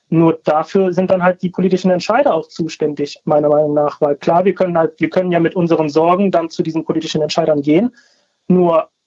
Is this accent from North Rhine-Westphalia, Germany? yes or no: yes; Cologne, North Rhine-Westphalia, Germany; born there; Ähm, genau, also meine Eltern kommen aus Spanien, aber ich bin in Köln geboren.